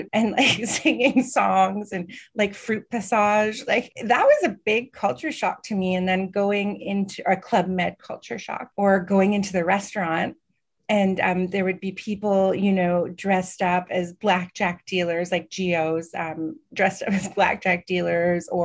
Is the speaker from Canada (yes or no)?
yes; Canada; also born or lived in Montreal; I'm Canadian